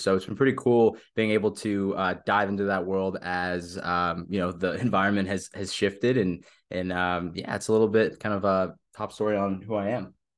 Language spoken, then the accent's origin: English; Southern California, United States; moved away as an adult; also born or lived in Manhattan, New York; I'm originally from Southern California, born and raised there